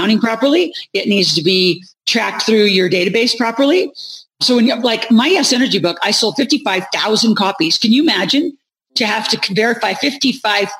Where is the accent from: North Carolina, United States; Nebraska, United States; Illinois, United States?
Nebraska, United States; moved away; I grew up in Nebraska